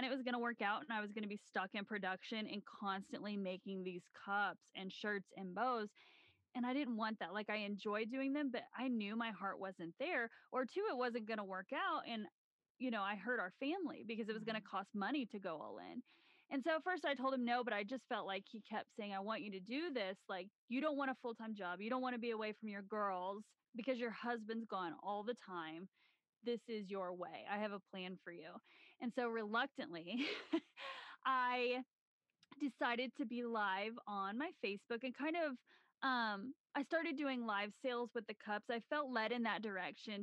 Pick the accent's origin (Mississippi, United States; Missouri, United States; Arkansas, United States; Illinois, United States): Illinois, United States; Southern; moved away as an adult; also born or lived in Tennessee; now in Colorado, United States; we both grew up in Southern Illinois